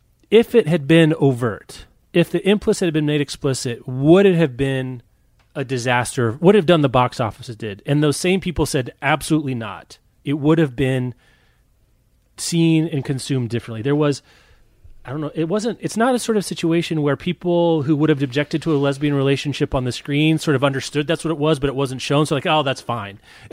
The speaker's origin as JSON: {"language": "English", "region": "Kansas", "country": "United States", "said": "I'm from Kansas."}